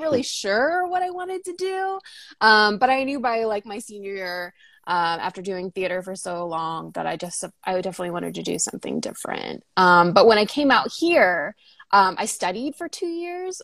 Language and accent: English; North Shore of Boston, Massachusetts, United States; moved away as an adult; now in Los Angeles, United States; I grew up on the North Shore of Boston in Massachusetts